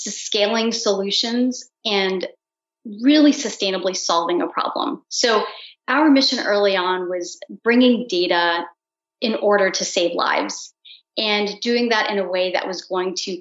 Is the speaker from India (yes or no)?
yes; India; I'm Indian